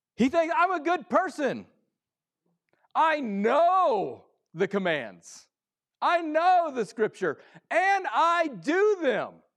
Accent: Midwest, United States; I come from the Midwest sports area

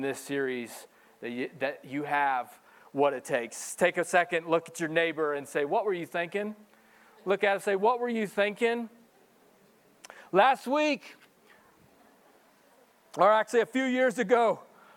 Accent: Missouri, United States; moved away; I'm a country boy, and even growing up in Missouri, I would go fishing.

